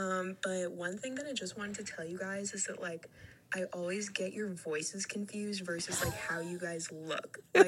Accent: Oregon, United States; I'm from Oregon.

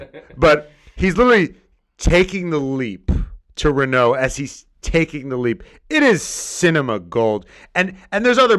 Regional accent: United States; as an American who doesn't know shit

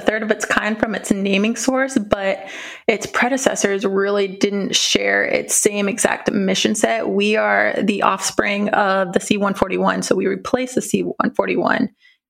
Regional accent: Vacaville, California, United States; I am originally from Vacaville, California, grew up a military brat.

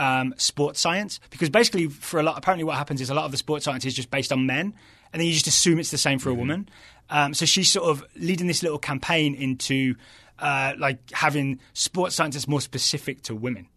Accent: West Midlands, United Kingdom; accent: West Midlands; I think that's just my West Midlands accent, the weird wobbly vowels that I have.

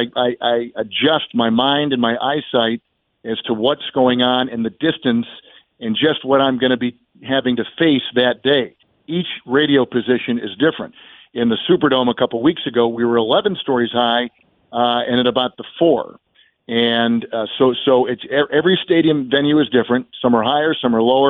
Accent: Green Bay, Wisconsin, United States; when I was growing up in Green Bay

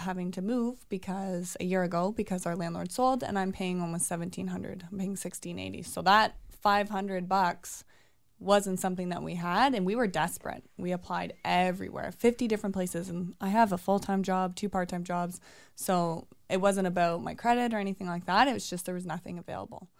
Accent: Oshawa, Ontario, Canada; also born or lived in Toronto; I'm from Oshawa

